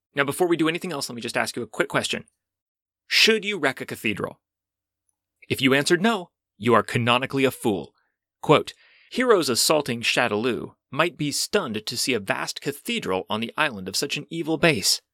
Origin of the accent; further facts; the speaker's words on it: United States; as an American citizen